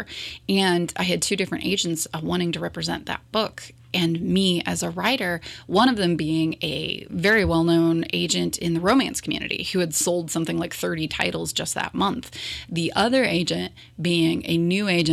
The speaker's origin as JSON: {"language": "English", "area": "Morrow County", "region": "Ohio", "country": "United States", "tie": "born or raised there", "said": "growing up in Morrow County and working in the schools for over a decade"}